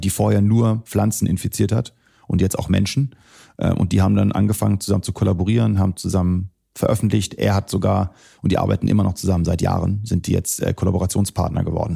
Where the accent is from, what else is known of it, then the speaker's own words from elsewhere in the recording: Celle, Lower Saxony, Germany; moved away as an adult; also born or lived in Wolfsburg / United States / Syria (parents); now in Berlin, Germany; ich bin hier in Deutschland geboren, in Wolfsburg, äh, bin dann äh, zur Schule gegangen in Celle